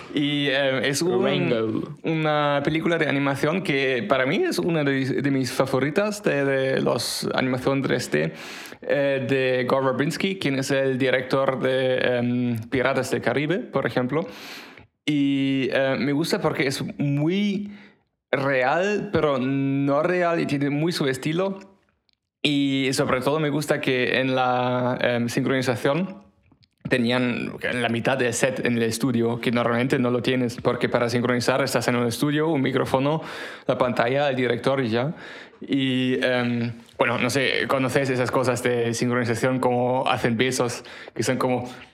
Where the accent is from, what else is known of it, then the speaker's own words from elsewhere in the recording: Germany; Spanish is a second language; moved away; yo soy de Alemania